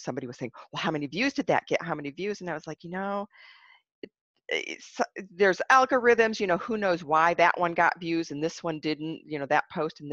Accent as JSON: {"language": "English", "region": "Michigan", "country": "United States", "tie": "born or raised there", "said": "I grew up in Michigan"}